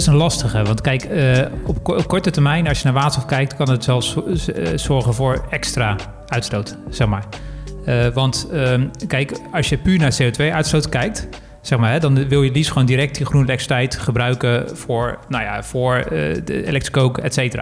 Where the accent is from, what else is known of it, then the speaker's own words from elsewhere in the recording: Netherlands; als Nederlander